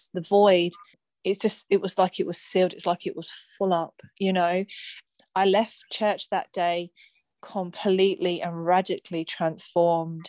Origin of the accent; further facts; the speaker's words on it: Luton, East of England, United Kingdom; I'm from Luton